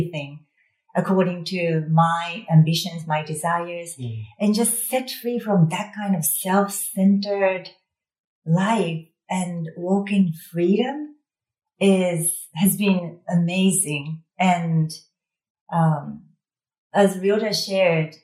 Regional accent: Japan; also born or lived in Texas; now in United States; as a Japanese

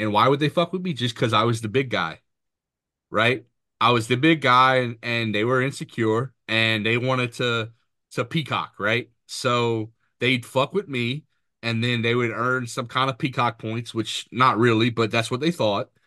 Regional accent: Mamou, Louisiana, United States; moved away as an adult; also born or lived in Montana / New Jersey / Bogalusa, Louisiana; now in Florida, United States; I'm back in my hometown of Mamu, going to Mamu High

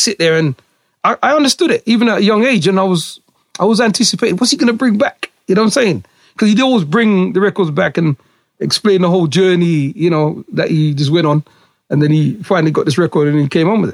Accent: Huddersfield, Yorkshire and the Humber, United Kingdom; I was born here in the UK in Yorkshire. I'm a Yorkshireman. Born in a place called Lower Houses in Huddersfield

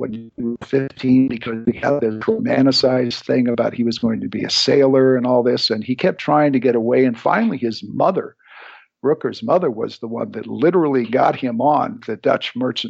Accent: Philippines; because I went, I was raised in the Philippines. And my dad was in a form of law enforcement that was very violent and very rough.

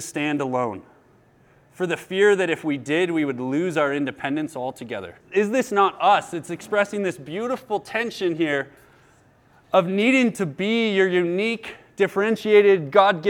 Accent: United States; we, as American individualists

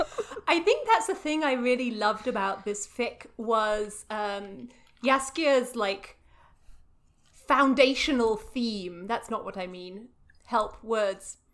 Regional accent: England, United Kingdom; moved away; I'm very English

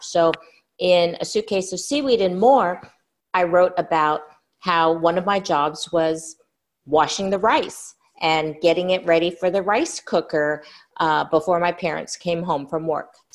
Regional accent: California, United States; I was born and raised in California

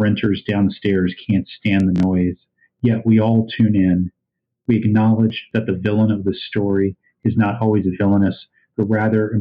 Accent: East Coast, United States; now in Iowa City, United States; I grew up on the East Coast and then, you know, spent time in the West Coast.

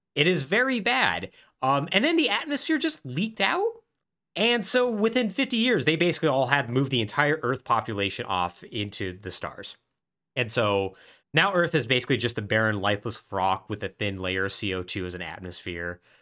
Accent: Southwest, United States; I grew up in the Southwest

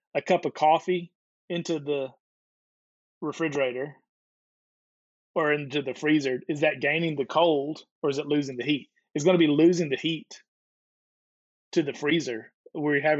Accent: the South, United States; moved away; also born or lived in Georgia / Alabama / Chicago / South Florida; I grew up in Georgia and Alabama and moved to Chicago.

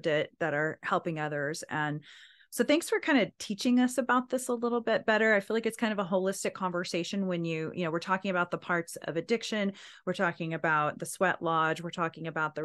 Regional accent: Anadarko, Oklahoma, United States; I'm from Anadarko. Like, wait, aren't you supposed to be from Durant? I think so, but I was in Anadarko.

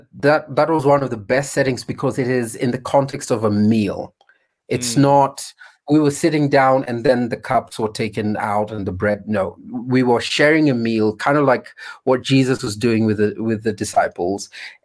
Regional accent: Kenya; So what does being an African Christian look like? What is being a Kenyan and the a Kenyan vineyard church look like? So if we went deeper into the countryside for some of us, you'd have to walk quite far to get any bread

